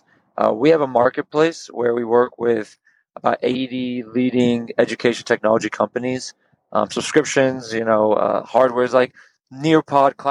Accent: Houston, Texas, United States; we're from Houston

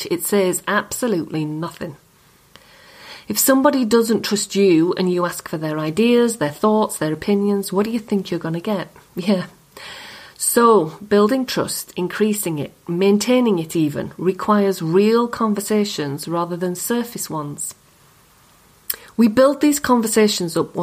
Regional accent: Yorkshire and the Humber, United Kingdom; accent: Yorkshire; My accent. It's a Yorkshire accent.

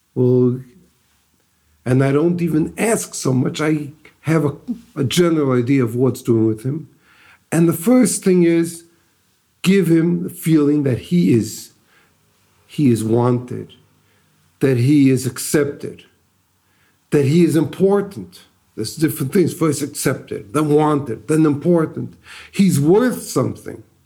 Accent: Detroit, Michigan, United States; moved away as an adult; now in Israel; I'm originally from Detroit. Grew up in the Lubavitch home.

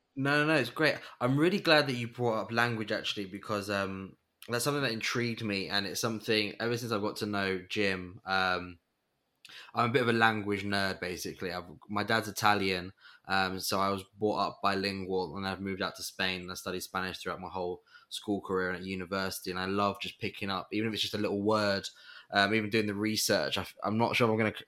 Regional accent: England, United Kingdom; as an English person

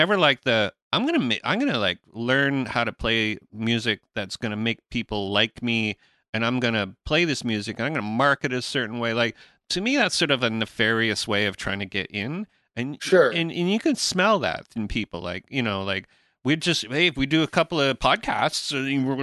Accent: Canada; being a Canadian musician in Canada

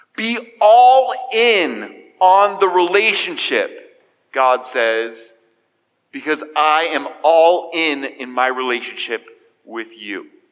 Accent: United States; As American Jews

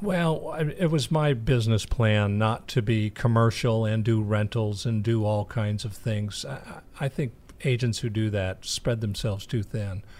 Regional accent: New England, United States; now in Ormond Beach, United States; we grew up in New England

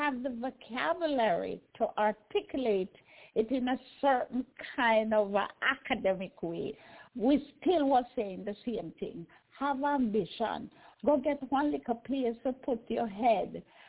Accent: Jamaica; I remember growing up in Jamaica, barefoot little pygmy, I run up and down, don't even have a pair of shoes or clothes, a change of clothes.

